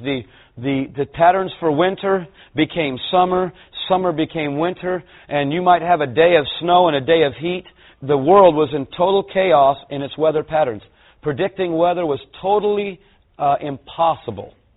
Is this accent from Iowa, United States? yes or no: no; California, United States; I'm a Californian